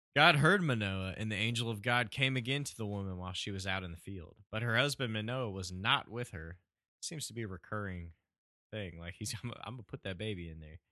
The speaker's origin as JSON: {"language": "English", "region": "Southwest Virginia", "country": "United States", "said": "We are from Southwest Virginia"}